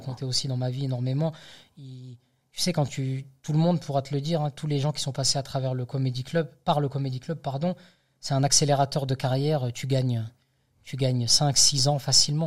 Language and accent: French; the South, south of France, France; moved away; je suis originaire du Sud